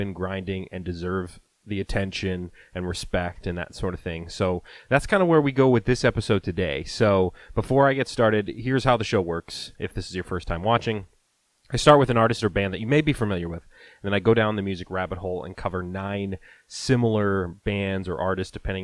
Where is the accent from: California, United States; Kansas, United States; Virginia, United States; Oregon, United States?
Virginia, United States; originally from my home state here, Virginia